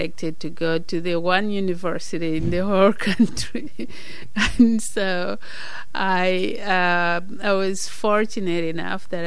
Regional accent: Malawi; moved away as an adult; now in United States; I was born in Malawi.

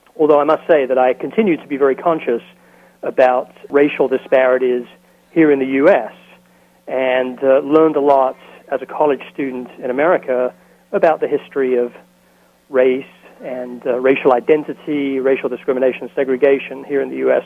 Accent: London, United Kingdom; moved away as an adult; now in Dallas, United States; I grew up in London, England, in the East End of London

